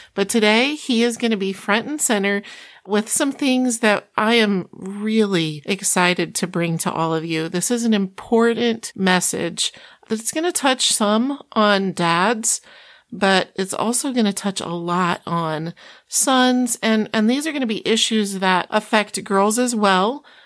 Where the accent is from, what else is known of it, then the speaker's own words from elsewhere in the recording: Iowa, United States; moved away; also born or lived in Oklahoma / Chicago; grew up as a farm girl in Iowa